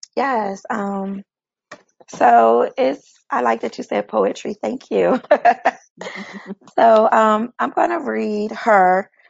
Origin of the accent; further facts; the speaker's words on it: Chester, Pennsylvania, United States; moved away as an adult; now in Atlanta, United States; I am from Philadelphia, Pennsylvania. Well, a little city outside of Philadelphia. And the name of that city is Chester, Pennsylvania and I have been in Atlanta now for the past two years.